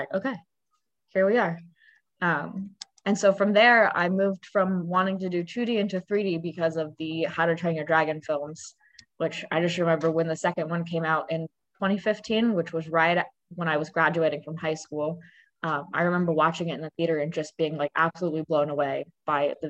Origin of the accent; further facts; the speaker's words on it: Raleigh, North Carolina, United States; also born or lived in Brooklyn, New York; So I grew up in Raleigh, North Carolina